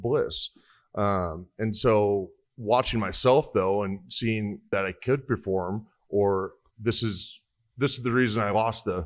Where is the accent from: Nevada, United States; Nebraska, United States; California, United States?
Nebraska, United States; Hastings; I'm from Hastings, Nebraska.